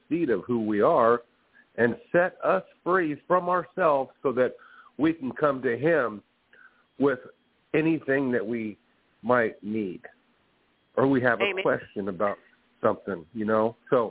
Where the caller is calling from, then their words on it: California, United States; calling from California.